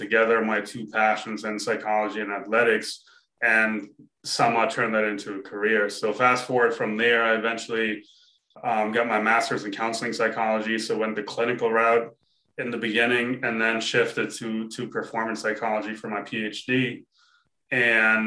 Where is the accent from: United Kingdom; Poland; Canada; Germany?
Germany; I grew up in Germany